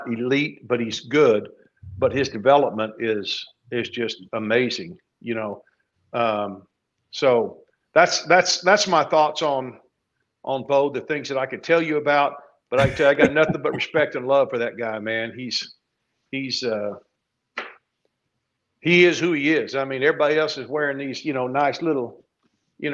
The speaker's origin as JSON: {"language": "English", "town": "Burnet", "region": "Texas", "country": "United States", "tie": "born or raised there", "said": "my hometown in Burnet"}